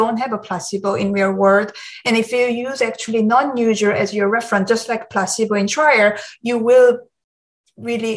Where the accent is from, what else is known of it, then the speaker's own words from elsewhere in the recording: South Korea; moved away as an adult; now in United States; I grew up in Korea, and I went to medical school in Korea